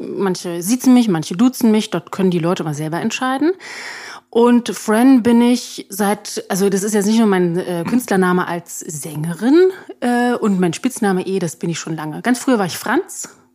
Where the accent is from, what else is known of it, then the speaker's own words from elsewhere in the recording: Berlin, Germany; da bin ich also an der Stadtgrenze aufgewachsen